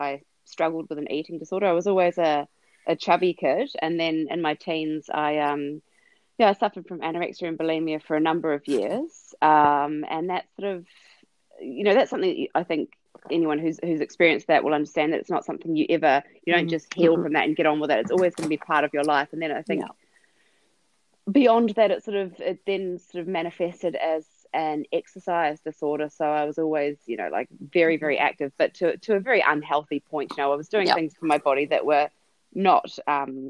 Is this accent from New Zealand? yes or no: yes; New Zealand; moved away as an adult; now in Melbourne, Australia; we're originally from New Zealand, my husband and I. We came to Australia when I was pregnant with Zara